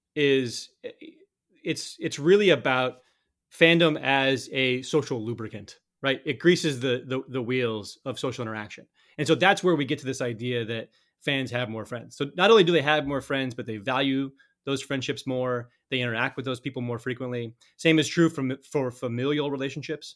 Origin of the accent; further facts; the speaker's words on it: Colorado, United States; I grew up in Colorado